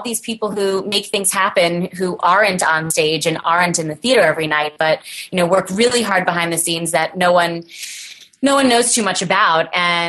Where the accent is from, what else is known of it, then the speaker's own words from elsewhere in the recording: Brooklyn, New York, United States; Well, I was born and raised in Brooklyn, New York.